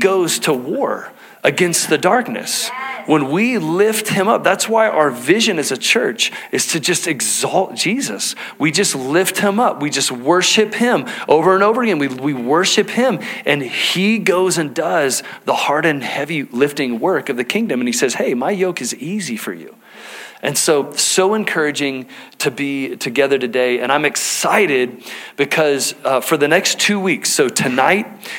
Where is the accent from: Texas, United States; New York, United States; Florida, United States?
Texas, United States; now in Salt Lake County, United States; growing up in Texas, all right, hunting was just a part of how we spent our free time as a family